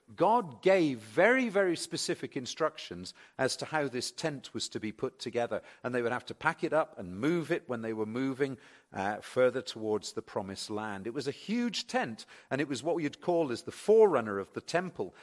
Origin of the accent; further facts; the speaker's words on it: England, United Kingdom; also born or lived in Reading; I'm English